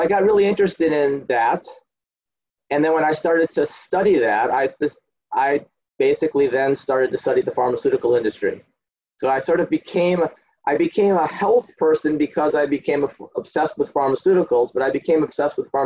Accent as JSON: {"language": "English", "area": "outside Chicago", "region": "Illinois", "country": "United States", "tie": "born or raised there", "also_born_or_lived": "Colombia / Berkeley", "accent": "a guy from Chicago", "moved": "as an adult", "lives_now": "United Kingdom", "said": "I grew up outside Chicago"}